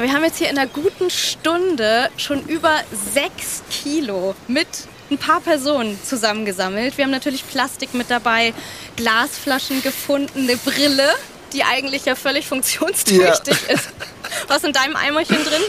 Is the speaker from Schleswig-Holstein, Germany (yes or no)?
yes; Kiel, Schleswig-Holstein, Germany; Wir sind an der schönen Ostsee, in meiner Heimat, in Kiel